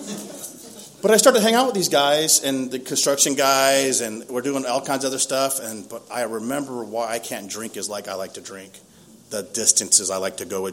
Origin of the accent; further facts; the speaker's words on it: Lakeside, California, United States; Growing up in Lakeside, I grew up in a really close, functional, dysfunctional family.